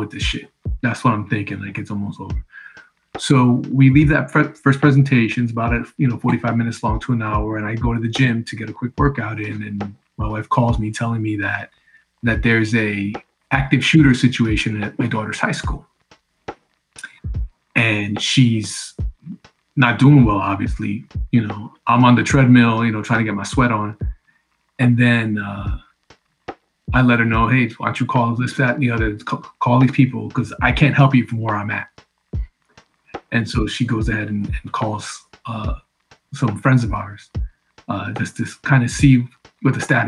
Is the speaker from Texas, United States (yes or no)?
no; Connecticut, United States; we grew up in Connecticut